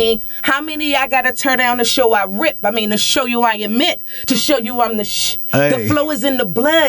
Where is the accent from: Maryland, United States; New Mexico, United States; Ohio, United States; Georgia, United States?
Maryland, United States; Baltimore; I'm from Baltimore, baby.